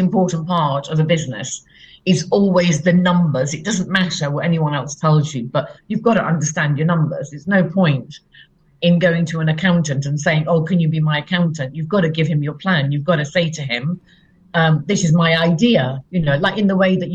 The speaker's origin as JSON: {"language": "English", "town": "Leicester", "region": "East Midlands", "country": "United Kingdom", "also_born_or_lived": "London", "moved": "yes", "said": "I come from Leicester, and I moved from Leicester to London"}